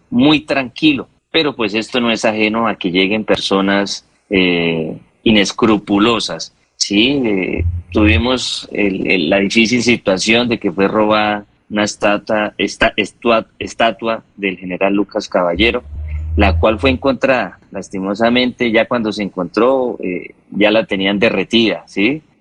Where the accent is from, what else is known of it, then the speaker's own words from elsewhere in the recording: Suaita, Santander, Colombia; nuestro municipio Suaita Santander.